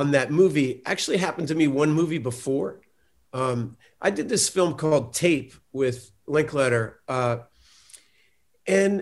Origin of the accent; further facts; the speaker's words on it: Austin, Texas, United States; I'm from Austin